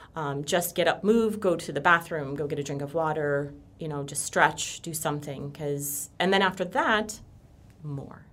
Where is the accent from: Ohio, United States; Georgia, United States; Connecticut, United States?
Connecticut, United States; moved away as an adult; now in Florida, United States; I am from Connecticut. Um, I moved down here about six years ago.